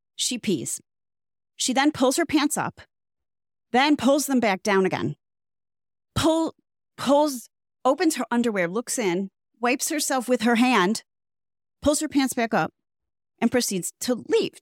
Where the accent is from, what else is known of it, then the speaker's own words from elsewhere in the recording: Midwest, United States; now in South Florida, United States; from the Midwest, but which is probably why I don't live in the Midwest anymore.